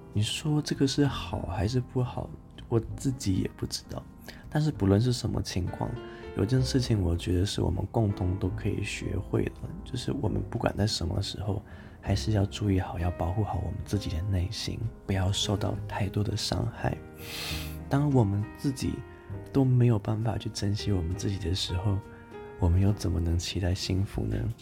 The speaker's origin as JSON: {"language": "Chinese", "town": "Taichung", "country": "Taiwan", "also_born_or_lived": "Tainan", "moved": "as an adult", "lives_now": "Taipei, Taiwan", "said": "我是台中人嘛，我大学在台南读，然后现在研究所在台北读"}